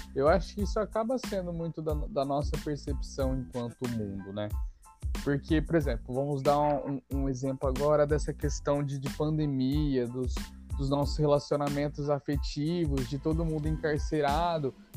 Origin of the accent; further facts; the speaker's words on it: Brazil; somos nós brasileiros